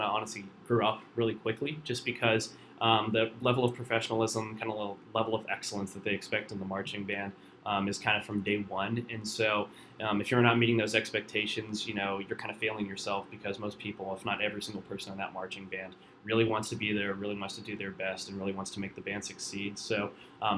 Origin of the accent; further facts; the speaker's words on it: Warren, Ohio, United States; My hometown's Warren, Ohio